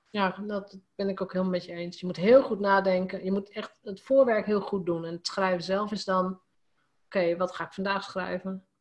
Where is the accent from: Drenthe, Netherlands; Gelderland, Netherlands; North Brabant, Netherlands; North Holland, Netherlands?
Drenthe, Netherlands; als gewoon Drents meisje, want dat is een beetje waar, ik kom uit Drenthe